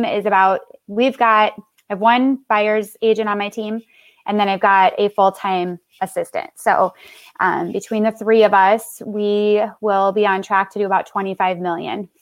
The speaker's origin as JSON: {"language": "English", "town": "Minneapolis", "region": "Minnesota", "country": "United States", "tie": "born or raised there", "also_born_or_lived": "Las Vegas, Nevada", "moved": "yes", "lives_now": "Omaha, United States", "said": "I was raised in Minnesota"}